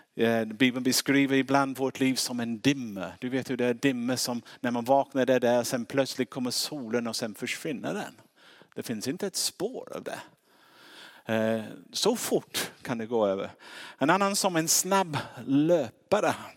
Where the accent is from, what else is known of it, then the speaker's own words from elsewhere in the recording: England, United Kingdom; Swedish is a second language; now in Sweden; Det märks på min uttal, jag är inte svensk